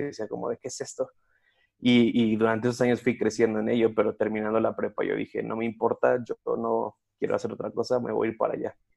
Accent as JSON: {"language": "Spanish", "town": "Cuautitlán Izcalli", "region": "State of Mexico", "country": "Mexico", "tie": "born or raised there", "said": "mi, pueblo natal se llama Cuautitlán Izcalli que es una ciudad al norte de la Ciudad de México"}